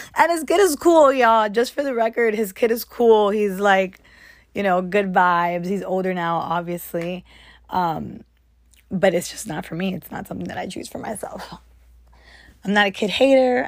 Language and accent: English; United States; as an American